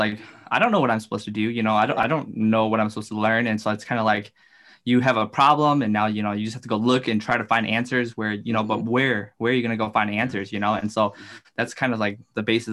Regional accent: Wausau, Wisconsin, United States; I'm from the Wausau area

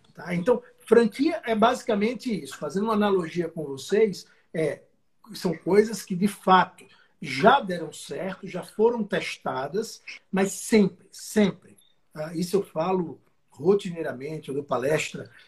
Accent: south of Alagoas, Brazil; moved away as an adult; now in São Paulo, Brazil; pelo sotaque, dá para ver que eu não sou de São Paulo, eu sou do Sul, na verdade, do Sul de Alagoas

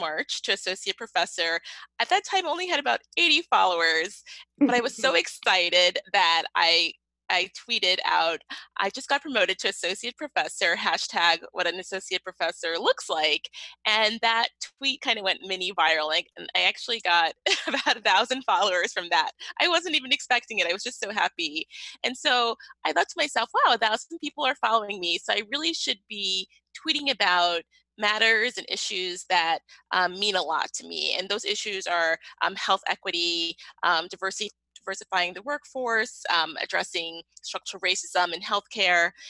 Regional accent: New York City, New York, United States; I am originally from Brooklyn, New York

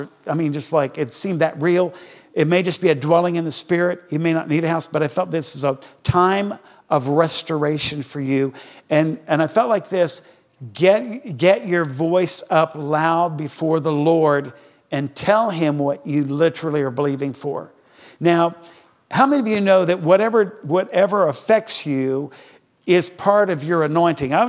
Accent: Greenwood, Delaware, United States; I was born in Delaware.

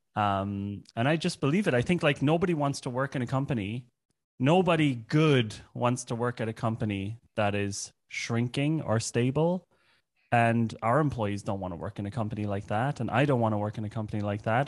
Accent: Ireland; moved away as an adult; also born or lived in Germany; now in Berlin, Germany; I grew up in Ireland, but I moved to Germany when I was 20

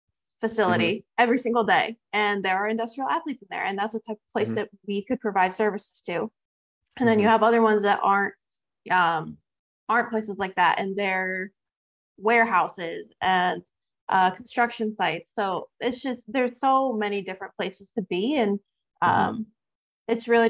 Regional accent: New York, United States; moved away as an adult; also born or lived in Fremont, California; I'm from New York

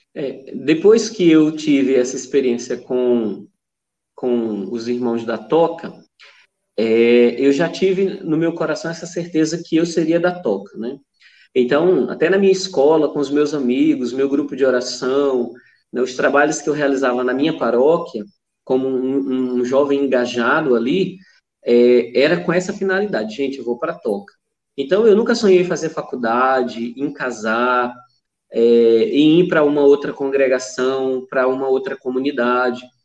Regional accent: interior of Amazonas, Brazil; moved away; Eu sou do interior do Amazonas

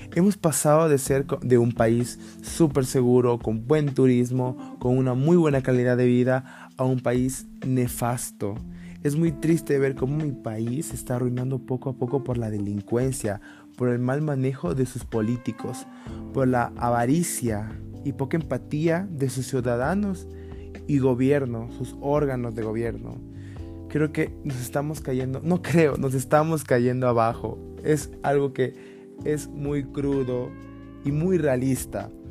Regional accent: Ecuador; en mi país

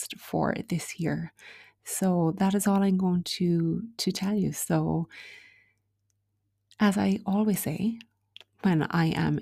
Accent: Ireland

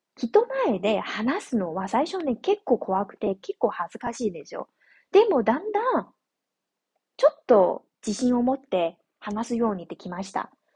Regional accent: northern China, China; Japanese is a second language; now in southern China, China; 私のふるさとは中国の北の方なので

